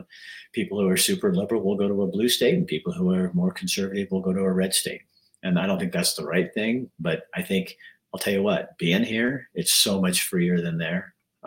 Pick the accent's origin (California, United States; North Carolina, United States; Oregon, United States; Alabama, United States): Oregon, United States; Baker City; Born and raised in Baker City. My whole family's from there, here.